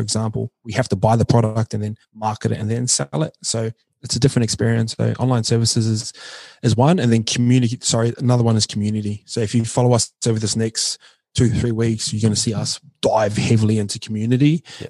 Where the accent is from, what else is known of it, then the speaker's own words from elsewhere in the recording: New Zealand; I'm from New Zealand, so I kind of gravitate towards that.